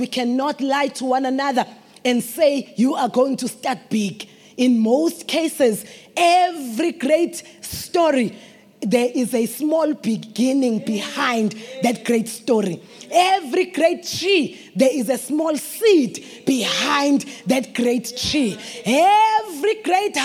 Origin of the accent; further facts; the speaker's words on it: Delmas, Mpumalanga, South Africa; We are from Delmas. We have a road there